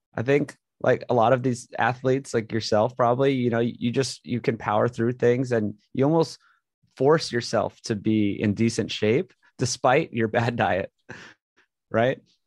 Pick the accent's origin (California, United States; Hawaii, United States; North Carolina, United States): Hawaii, United States; moved away as an adult; grew up in Hawaii, went to a great school, uh, got into U C L A mechanical engineering